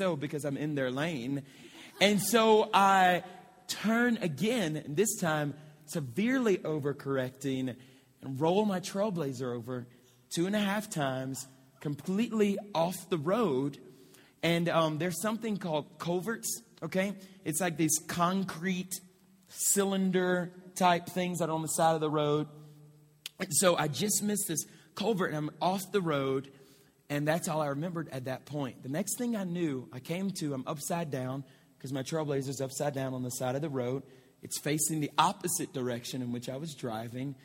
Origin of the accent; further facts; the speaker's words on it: Moss Bluff, Louisiana, United States; I'm about 15 minutes from my hometown, okay? It's in a city called Moss Bluff, which is just north of Lake Charles